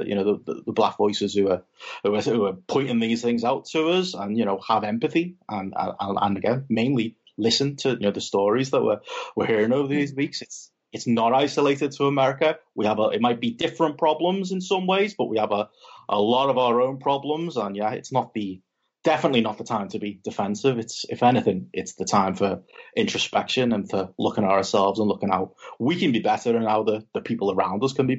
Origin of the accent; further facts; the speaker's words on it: England, United Kingdom; now in Liverpool, United Kingdom; as a English white male